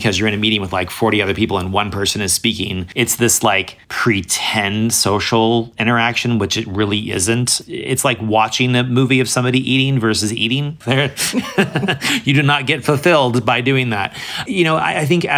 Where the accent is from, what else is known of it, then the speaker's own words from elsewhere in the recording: Boise, Idaho, United States; now in Portland, United States; I popped into Boise, my hometown. I live in Portland